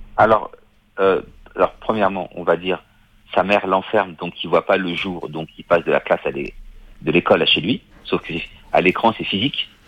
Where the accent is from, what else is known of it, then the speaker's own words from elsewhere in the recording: Paris, Île-de-France, France; je suis de Paris